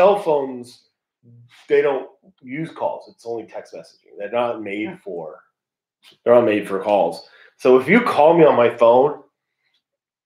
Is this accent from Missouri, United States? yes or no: no; California, United States; I'm from California